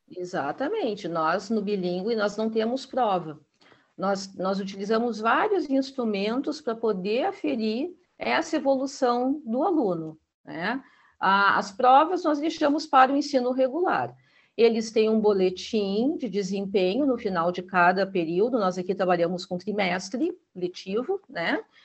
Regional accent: Gaúcha, Rio Grande do Sul, Brazil; Eu sou gaúcha, eu tenho meu sotaque

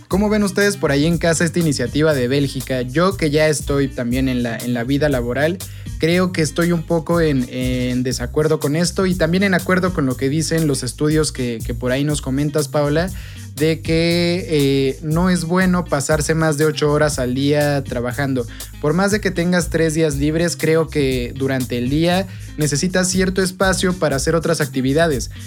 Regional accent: Mexico; como pueblo mexicano

